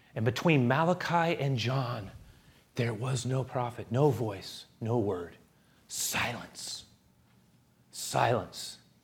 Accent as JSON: {"language": "English", "town": "San Francisco", "region": "California", "country": "United States", "tie": "born or raised there", "said": "Growing up in San Francisco, I literally grew up on forty-seventh Avenue"}